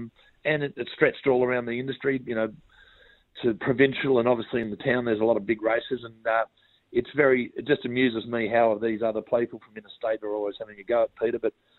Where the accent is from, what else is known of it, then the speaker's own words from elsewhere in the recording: Strathfield, New South Wales, Australia; also born or lived in Wagga Wagga, Australia / Junee, Australia; Look, I grew up in Strathfield. Went to school there for 9 years. But my mother's family have had a family property down Junee Way.